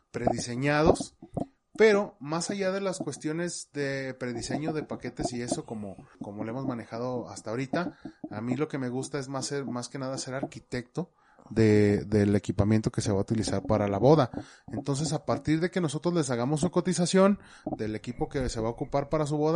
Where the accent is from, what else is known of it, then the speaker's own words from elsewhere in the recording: Zacatecas, Mexico; somos de Zacatecas.